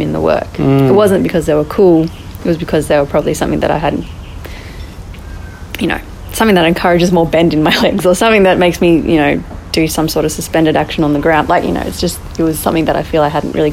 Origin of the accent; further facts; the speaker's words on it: Australia; We're all white. We're all born in Australia.